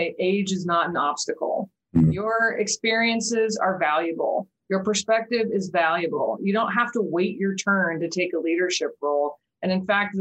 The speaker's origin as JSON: {"language": "English", "town": "Wichita", "region": "Kansas", "country": "United States", "tie": "born or raised there", "moved": "as an adult", "lives_now": "Norman, United States", "said": "I'm actually originally from Wichita, Kansas, born and raised."}